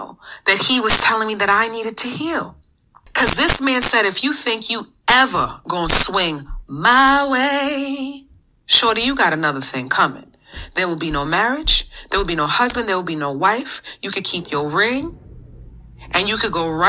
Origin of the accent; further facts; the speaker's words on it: New York City, New York, United States; We're from the Bronx, New York